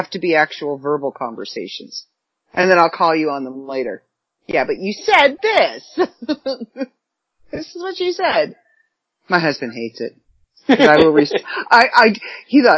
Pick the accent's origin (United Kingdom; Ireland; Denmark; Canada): Canada; accent: Canadian; my Canadian accent